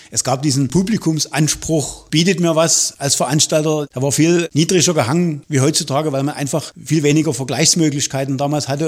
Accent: Radeburg, Saxony, Germany; bei uns hier in der Umgebung

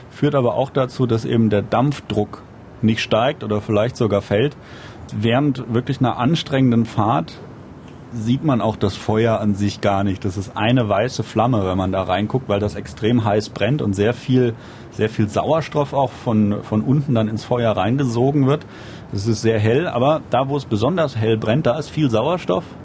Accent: Lorsbach, Hesse, Germany; Also meine Hausstrecke tatsächlich, wo ich aufgewachsen bin, ist der Bahnhof Lorsbach und der liegt an der Strecke zwischen Frankfurt und Limburg.

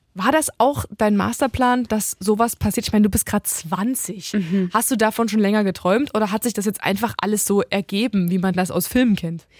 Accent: Halle, Saxony-Anhalt, Germany; Ich bin ja gebürtige Hallenserin.

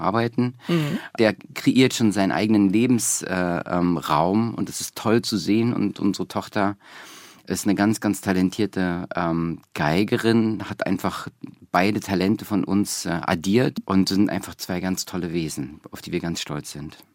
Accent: East Germany, Germany; moved away; dass ich so als Ossi mit 15 kam die Wende

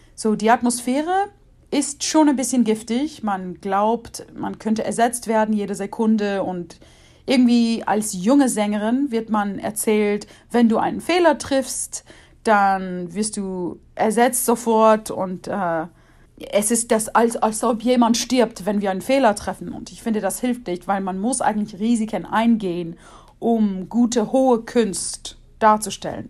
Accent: Washington, United States; moved away; Da ich groß geworden bin in Washington State

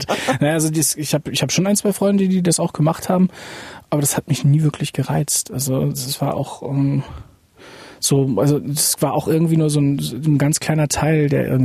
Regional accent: Oebisfelde, Saxony-Anhalt, Germany; ich bin ja eben im Sperrgebiet groß geworden

